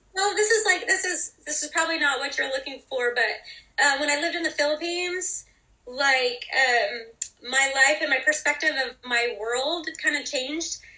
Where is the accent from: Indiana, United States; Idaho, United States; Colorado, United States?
Idaho, United States; also born or lived in North Dallas, Texas; now in Dallas, United States; I actually grew up in Idaho, but I live in North Dallas, Texas.